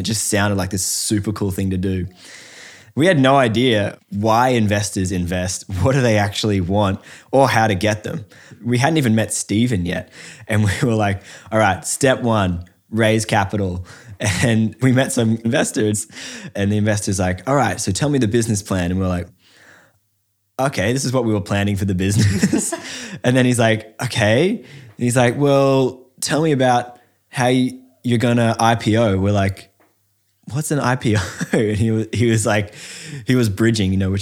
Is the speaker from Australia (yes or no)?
yes; Australia